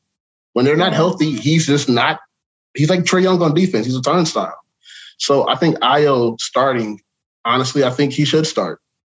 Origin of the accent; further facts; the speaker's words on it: Chicago, Illinois, United States; now in Dallas, United States; even though I live in Dallas now, I'm from Chicago